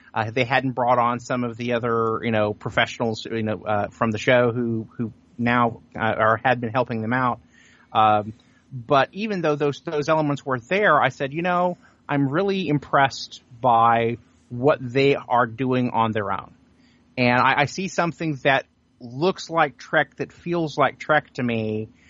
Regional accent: Sand Springs, Oklahoma, United States; the town that I grew up in, which is Sand Springs, which is just outside of Tulsa

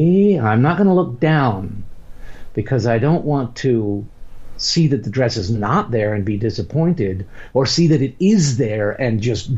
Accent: Winston-Salem, North Carolina, United States; I grew up in Winston-Salem, North Carolina

